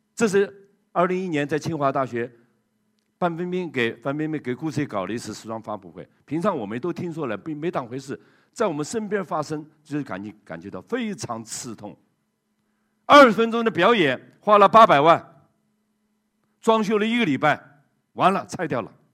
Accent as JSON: {"language": "Chinese", "country": "China", "said": "当时只有我一个中国人"}